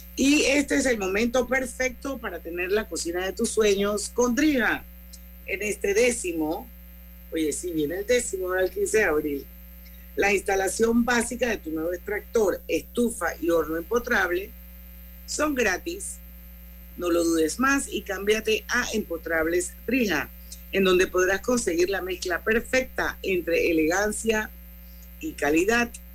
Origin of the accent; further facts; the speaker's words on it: Panama; todos somos panameños todos vivimos en este país